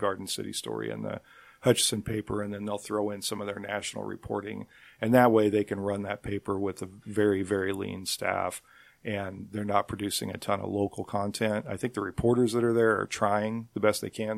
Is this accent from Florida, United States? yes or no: no; Nickerson, Kansas, United States; I grew up in Nickerson